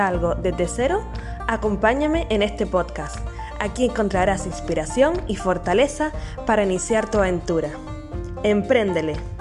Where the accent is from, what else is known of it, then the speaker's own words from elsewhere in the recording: Canary Islands, Spain; nacida en Canarias